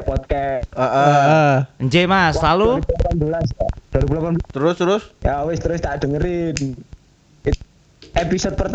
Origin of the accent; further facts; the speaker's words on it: Surabaya, East Java, Indonesia; accent: medok; Aduh maaf ya saya medok ya. Iya udah gak apa-apa. Yang penting ngobrol. Yang penting ngobrol. … dari Surabaya.